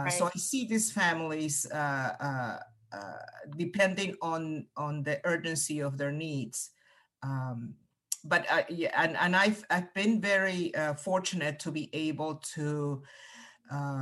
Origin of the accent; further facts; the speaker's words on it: Peru; first language Spanish; English is a second language; moved away as an adult; also born or lived in Cayman County, United States; now in United States; I came to the U.S. as a college student. So I was, you know, I had already significant relationships with my family and a lot of closeness with my family. That I am originally from Peru, so I came here to go to college.